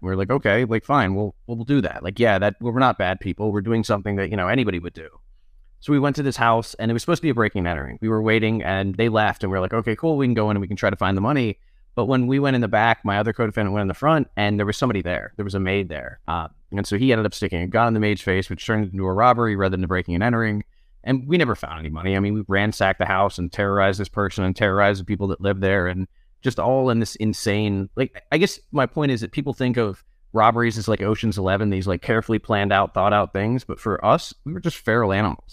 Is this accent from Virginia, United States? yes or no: yes; Charlottesville, Virginia, United States; I was born in Charlottesville, Virginia, which is where I live again now. Um, raised here, went to school here